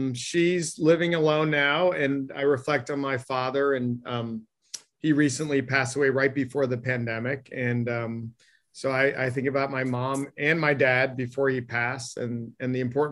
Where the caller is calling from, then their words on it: Needham, Massachusetts, United States; I'm zooming in from Needham, Massachusetts. So yeah, a little cold.